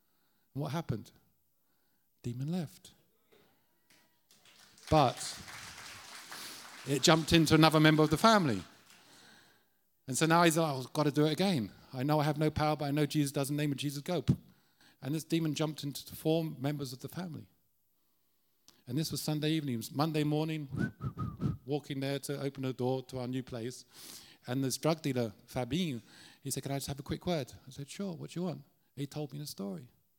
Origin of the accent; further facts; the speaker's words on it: Ireland; We always love, as Irish, to go to the darkest places that no one wants to go.